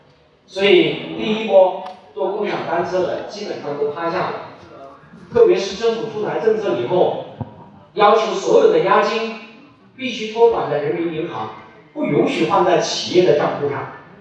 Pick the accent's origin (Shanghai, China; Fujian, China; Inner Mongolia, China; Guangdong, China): Guangdong, China; Shenzhen; 我们是深圳人，